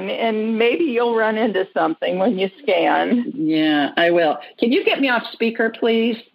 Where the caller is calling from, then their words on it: Melbourne, Florida, United States; I'm calling from Melbourne, Florida.